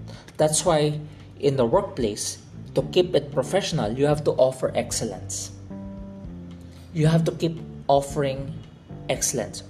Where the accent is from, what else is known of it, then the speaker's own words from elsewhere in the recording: Philippines; I am a Chinese Filipino. I am born in the Philippines as a Filipino